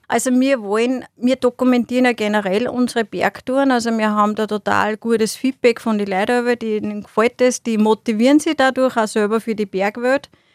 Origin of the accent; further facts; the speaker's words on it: Austria; bei uns in Österreich